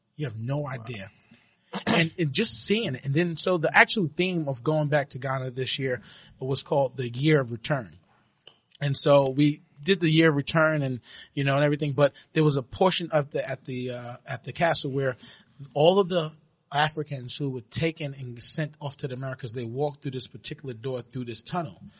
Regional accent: New York City, New York, United States; I'm from Brooklyn, New York, uh, born and raised

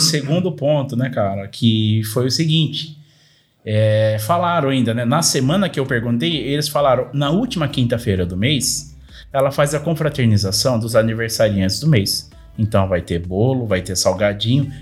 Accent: Paulínia, São Paulo, Brazil; tenho 36 anos, sou de Paulínia.

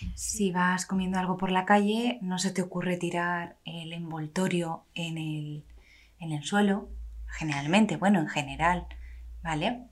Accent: Madrid, Community of Madrid, Spain; moved away as an adult; now in Levante, Spain; yo soy madrileña y me vine a vivir al Levante en España

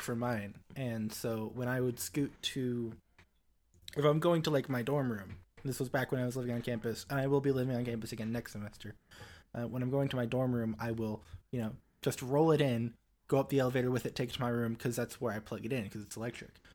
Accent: Springfield, United States; also born or lived in Huntsville, Alabama; in Springfield, my hometown.

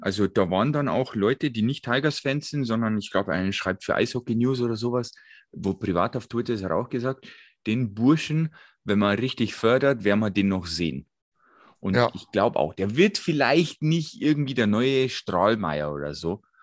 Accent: Bogen, Bavaria, Germany; aus Bogen, wo ich mein Geburtsort

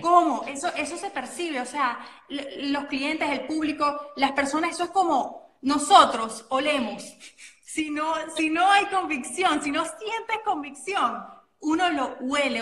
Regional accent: Venezuela; soy venezolana, que tengo acento

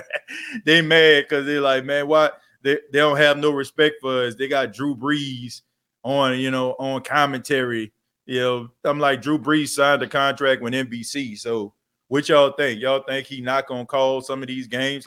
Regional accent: New Orleans, Louisiana, United States; growing up in the Night Ward, New Orleans

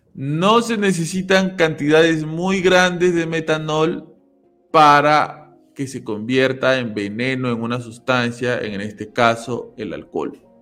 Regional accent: Peru; yo soy de Perú, los que somos peruanos acá sabemos

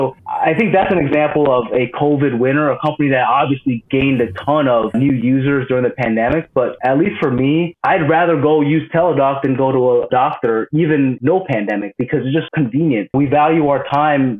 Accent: United States; As an American

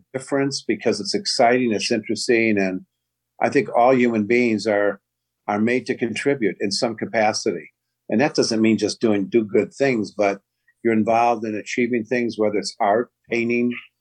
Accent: Chicago, Illinois, United States; moved away as an adult; also born or lived in South Holland, Illinois / Northwest Indiana; now in Indiana, United States; I was born in Chicago, then ended up in a community in the south suburbs, South Holland. But I've had a home out in Indiana since 1981

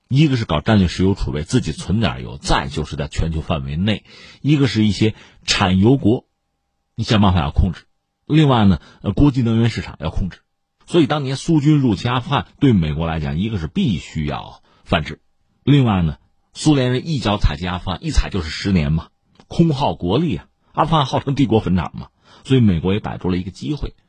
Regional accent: China; 我们中国人讲什么叫物极必反啊

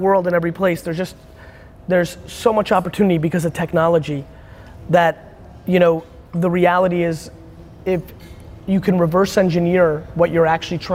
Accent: United States; being American

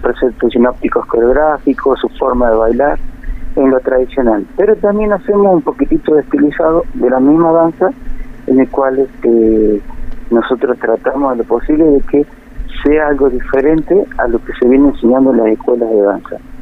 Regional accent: San Fernando del Valle de Catamarca, Catamarca, Argentina; moved away as an adult; also born or lived in Tinogasta / Europe; now in Río Gallegos, Argentina; Soy de Catamarca, capital, y estuve viviendo en Quinogasta

